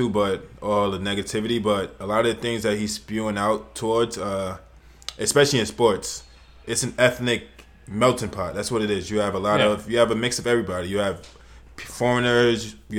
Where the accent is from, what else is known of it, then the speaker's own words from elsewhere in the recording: New York City, New York, United States; I come from New York City. It's like the cultural melting pot of everything